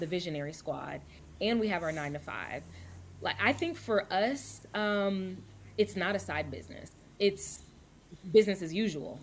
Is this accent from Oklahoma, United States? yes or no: no; Louisville, Kentucky, United States; moved away as an adult; also born or lived in Dallas, Texas / Atlanta, Georgia; now in Vancouver, United States; I was born in Dallas, Texas, raised in Louisville, Kentucky